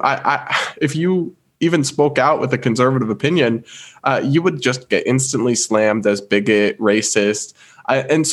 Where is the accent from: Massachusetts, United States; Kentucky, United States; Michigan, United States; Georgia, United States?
Massachusetts, United States; I'm from Massachusetts. I'm from New England.